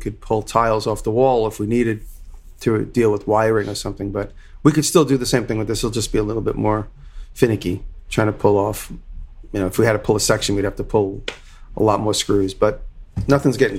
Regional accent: Long Island, New York, United States; accent: Long Island; my Long Island accent

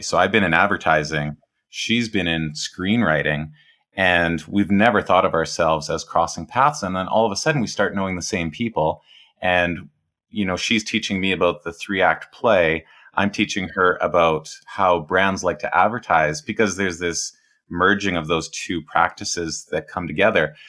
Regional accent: Edmonton, Alberta, Canada; I grew up in, I'm Canadian, I grew up in a prairie city

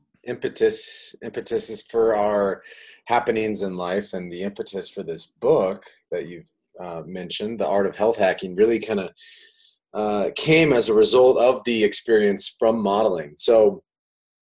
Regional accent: Iowa, United States; moved away as an adult; also born or lived in Miami, Florida; I'm from Iowa of all places

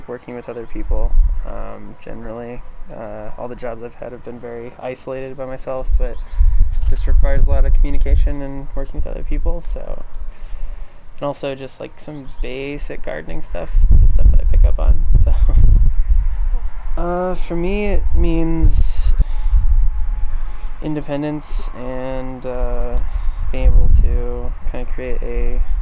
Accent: Mission, South Dakota, United States; I'm from Mission, and I'm here doing a Summer Vista internship

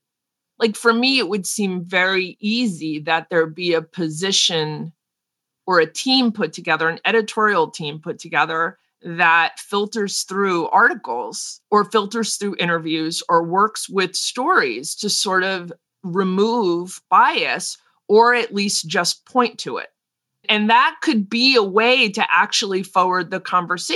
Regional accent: United States; I'm an American, we're Americans

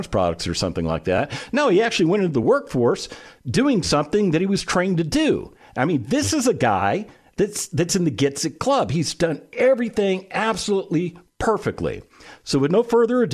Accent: West Coast, United States; now in Texas, United States; I grew up on the West Coast.

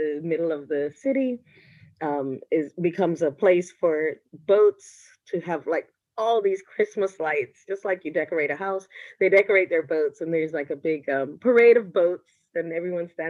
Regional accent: Bermuda; now in Denmark; I'm originally from Bermuda

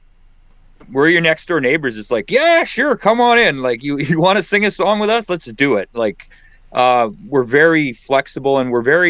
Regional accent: near Dauphin, Manitoba, Canada; I grew up right close to Dauphin

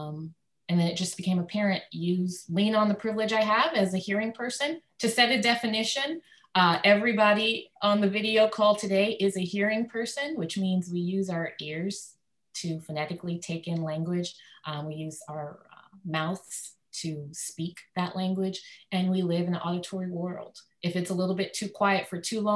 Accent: Dallas, Texas, United States; first language English; I'm from Dallas, Texas

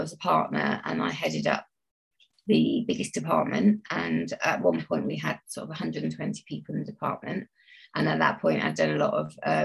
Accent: Bristol, South West England, United Kingdom; I'm from Bristol and I grew up in sort of pretty central Bristol, not too far from St Paul's

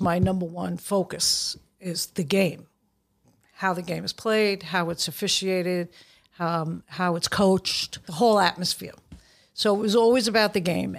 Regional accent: New York City, New York, United States; I grew up in Brooklyn

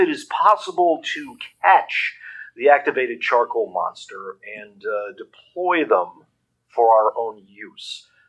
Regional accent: Dayton, Colorado, United States; I'm from Dayton, Colorado.

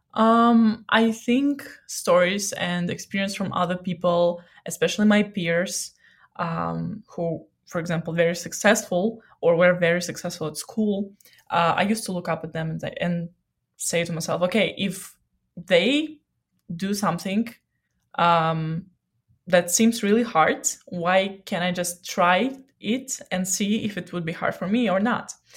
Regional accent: Odesa, Odesa Oblast, Ukraine; moved away; I'm from Odessa and I just miss Black Sea

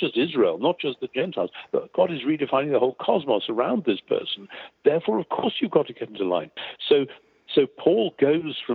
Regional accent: near Newcastle upon Tyne, North East England, United Kingdom; I grew up near Newcastle-on-Tyne, where there was a large Jewish community

